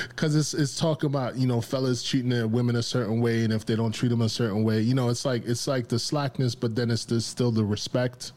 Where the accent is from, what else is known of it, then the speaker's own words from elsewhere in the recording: New York, United States; growing up in New York